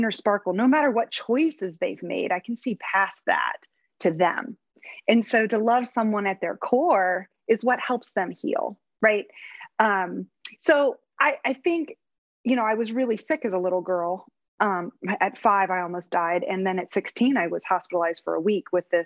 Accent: Lucas, Ohio, United States; moved away as an adult; now in Cincinnati, United States; I grew up in Northern Ohio in a small little community, Mansfield, Ohio, but I grew up like in Lucas.

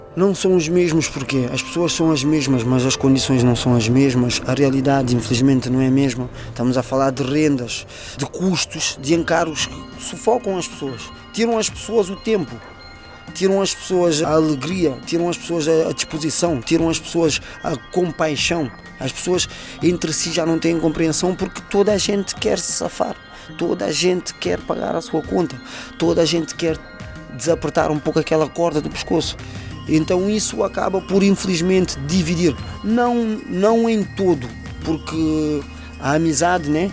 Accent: Portugal; eu nas Fontainhas, falando do bairro onde eu cresci, onde eu aprendi

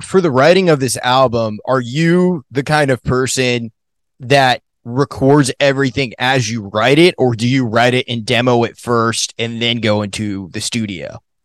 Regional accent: Maine, United States; moved away; also born or lived in Colorado; I grew up in Maine

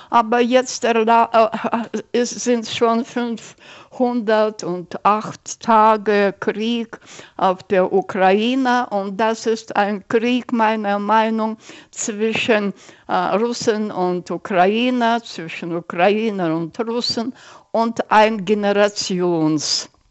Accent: Almaty, Kazakhstan; Ich sage, ich bin aus Almata.

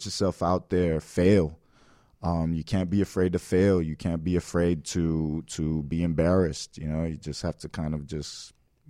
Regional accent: Miami, Florida, United States; I grew up here in Miami my whole life

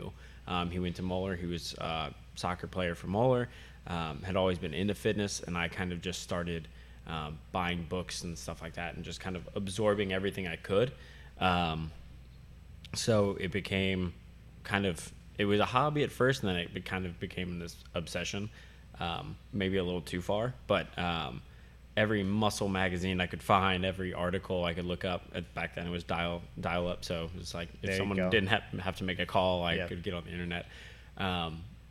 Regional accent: Blanchester, Ohio, United States; I am from Blanchester, Ohio.

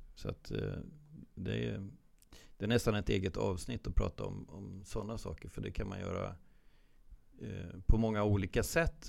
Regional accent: Sweden; som svensk målvaktstränare

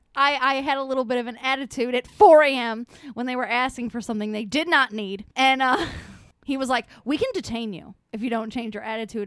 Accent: United States; I'm an American and they didn't teach us about Easter

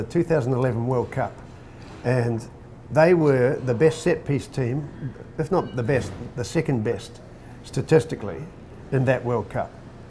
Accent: New Zealand; moved away as an adult; also born or lived in Australia; now in Japan; being a Kiwi

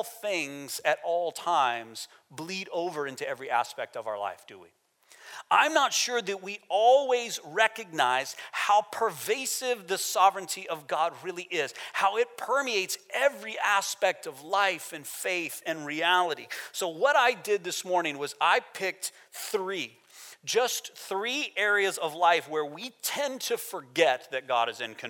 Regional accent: United States; moved away as an adult; I'm American

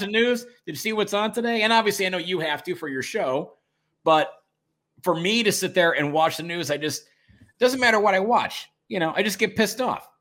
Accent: Detroit, Michigan, United States; my hometown, your hometown, Detroit

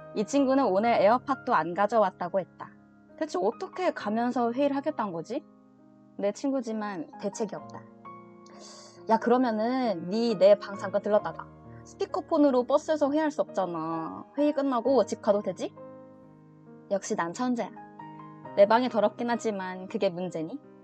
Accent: Changwon, South Gyeongsang, South Korea; moved away as an adult; now in Seoul, South Korea; 제가 아 고등학교 때까지 계속 창원에 있다가

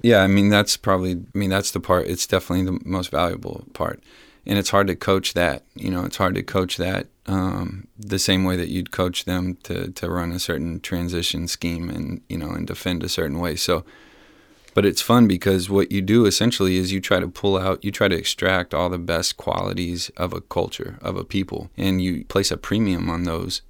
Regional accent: San Antonio, Texas, United States; born and raised in San Antonio

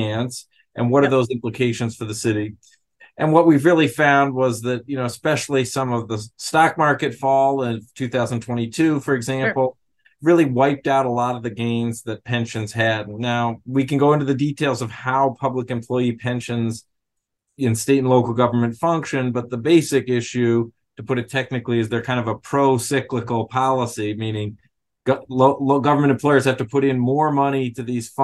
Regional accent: New York City, New York, United States; I'm from New York City

